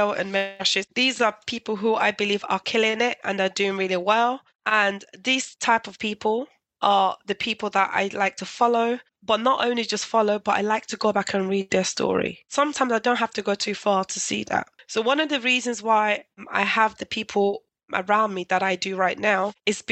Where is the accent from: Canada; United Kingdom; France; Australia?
United Kingdom; London; I grew up in East London then. If you ever know Newham